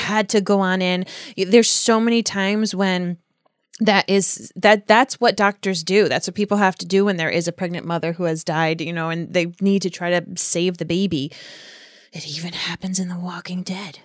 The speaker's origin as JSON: {"language": "English", "country": "United States", "said": "I'm an American"}